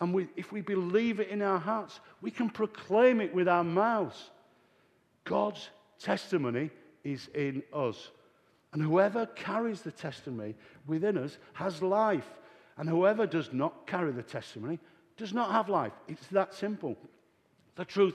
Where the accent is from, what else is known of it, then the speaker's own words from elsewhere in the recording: Yorkshire and the Humber, United Kingdom; We used to say in Yorkshire, Oat for note.